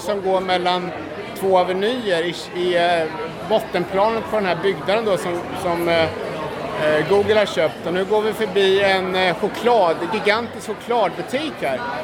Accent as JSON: {"language": "Swedish", "country": "Sweden", "said": "hemma i Sverige"}